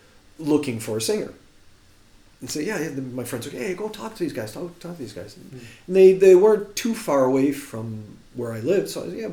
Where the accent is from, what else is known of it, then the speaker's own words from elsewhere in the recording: Chicago, Illinois, United States; accent: Chicago; But I've been here long enough where my Chicago accent is flattened out, where I quite often get accused of being Canadian.